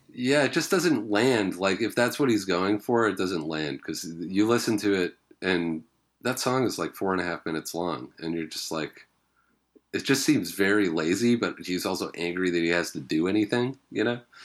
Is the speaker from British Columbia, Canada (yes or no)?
yes; Vancouver Island, British Columbia, Canada; growing up on Vancouver Island